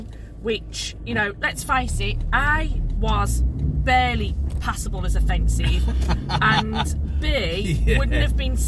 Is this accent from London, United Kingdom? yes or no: no; Birmingham, West Midlands, United Kingdom; accent: Brummie; you're born and raised in Birmingham